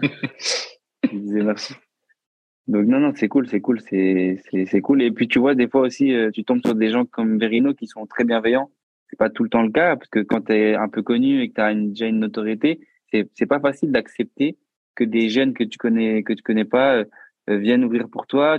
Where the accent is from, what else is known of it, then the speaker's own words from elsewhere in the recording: Bordeaux, Nouvelle-Aquitaine, France; moved away as an adult; now in Paris, France; je suis pas de Paris. Du coup, je suis de Bordeaux de base